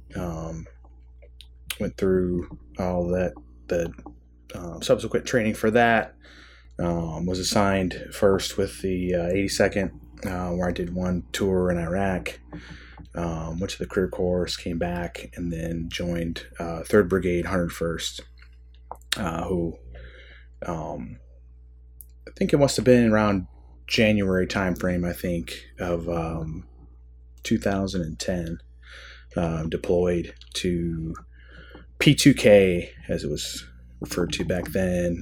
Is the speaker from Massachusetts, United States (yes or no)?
no; Michigan, United States; I grew up in Michigan, kind of, um, you know, maybe somewhat typical, uh, Midwestern upbringing